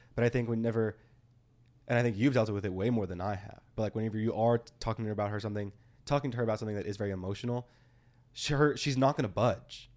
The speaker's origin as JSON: {"language": "English", "region": "Texas", "country": "United States", "tie": "born or raised there", "also_born_or_lived": "Austin, Texas", "said": "living in Texas all my life"}